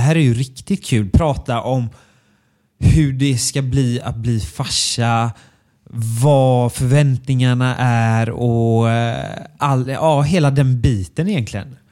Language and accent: Swedish; Björkö, Västra Götaland, Sweden; jag är från Björkö